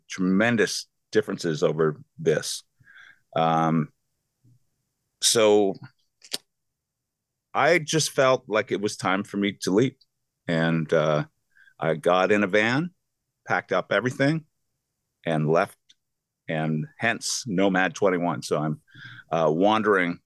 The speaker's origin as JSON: {"language": "English", "country": "Canada", "said": "I'm from Canada."}